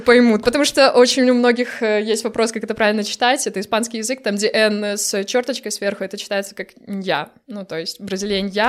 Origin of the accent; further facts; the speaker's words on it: Brest, Brest Region, Belarus; moved away as an adult; now in Poland; Я из Бреста